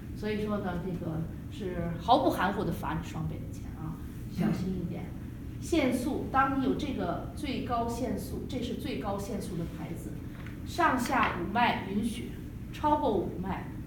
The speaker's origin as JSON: {"language": "Chinese", "country": "China", "moved": "yes", "lives_now": "United States", "said": "因为我们中国人没有翻译，吃了很多的亏"}